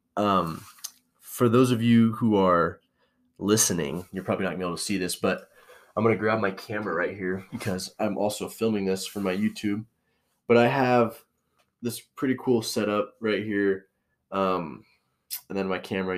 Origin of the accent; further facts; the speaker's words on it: Spokane, Washington, United States; moved away as an adult; also born or lived in St. Maries, Idaho; now in Boise, United States; I'm from Spokane, Washington, and Saint Mary's